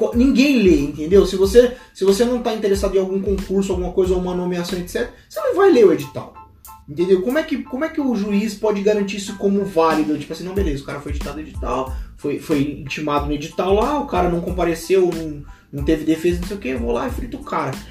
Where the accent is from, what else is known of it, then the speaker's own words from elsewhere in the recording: Brazil; A gente nasceu no Brasil, a gente é brasileiro